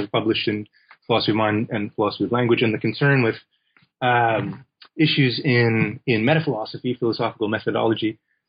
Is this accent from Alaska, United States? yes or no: no; Seattle, Washington, United States; also born or lived in Los Angeles; now in Bloomington-Normal, United States; Well, I was born in LA, in Los Angeles, California, but I did a lot of my growing up in Seattle, Washington, and in the Midwest also, in a small college town called Bloomington Normal, Illinois, which is where I'm talking to you from right now.